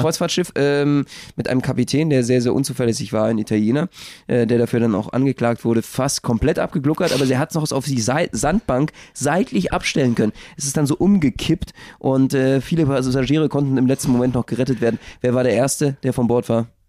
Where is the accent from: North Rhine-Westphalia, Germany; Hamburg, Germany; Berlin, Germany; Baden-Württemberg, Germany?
Berlin, Germany; als Berliner